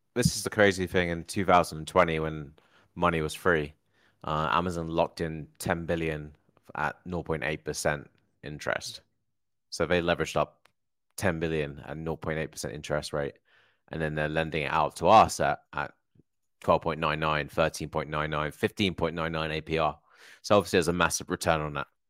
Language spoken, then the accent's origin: English; Hertfordshire, East of England, United Kingdom; moved away; I'm originally from Hertfordshire